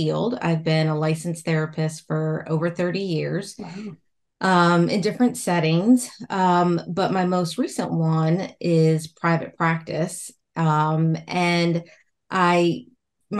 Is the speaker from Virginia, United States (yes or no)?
yes; Roanoke, Virginia, United States; I'm from Virginia, and my town is the Star City of the South